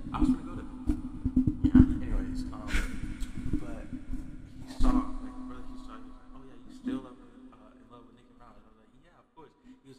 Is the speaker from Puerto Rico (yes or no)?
no; Jamaica; also born or lived in Trinidad & Tobago; because I'm Caribbean, like, I'm Jamaican and Trinidadian.